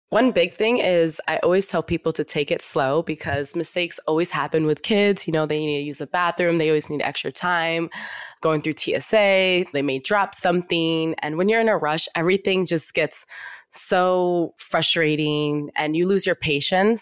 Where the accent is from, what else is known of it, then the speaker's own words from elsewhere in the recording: Yonkers, New York, United States; We would see him at, like, baseball games and everything growing up in Yonkers.